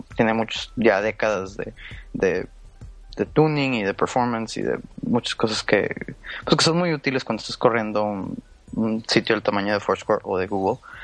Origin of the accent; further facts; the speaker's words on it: Monterrey, Nuevo León, Mexico; moved away as an adult; now in New York, United States; nací y crecí en, en Monterrey, Nuevo León